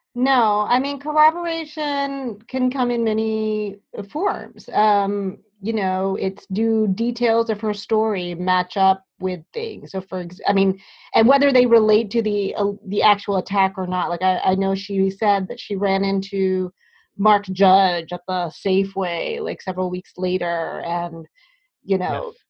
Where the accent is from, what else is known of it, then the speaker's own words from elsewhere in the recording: Hampton, Virginia, United States; now in New Haven, United States; where I was growing up in Hampton, Virginia